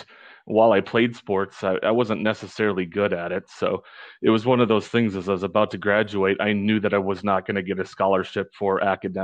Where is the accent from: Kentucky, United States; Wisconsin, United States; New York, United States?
Wisconsin, United States; northern; also born or lived in Nogales, Arizona; now in Orange County, California, United States; I was born and raised up in northern Wisconsin